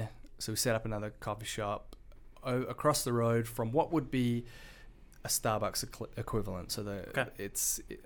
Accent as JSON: {"language": "English", "town": "Perth", "region": "Western Australia", "country": "Australia", "tie": "born or raised there", "moved": "as an adult", "lives_now": "United States", "said": "I grew up in Perth, Australia"}